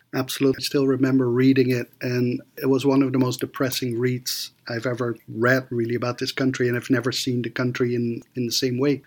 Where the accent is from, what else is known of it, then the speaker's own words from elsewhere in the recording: Athens, Georgia, United States; my hometown of Athens, Georgia